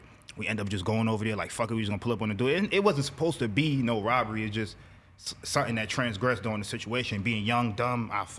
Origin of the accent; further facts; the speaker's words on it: New York City, New York, United States; So basically, I'm from Brooklyn. Bedford-Stuyvesant part of Brooklyn, you know what I mean? I grew up in different parts of Brooklyn too, but I'm from Trinidadian. My family, we from Trinidad.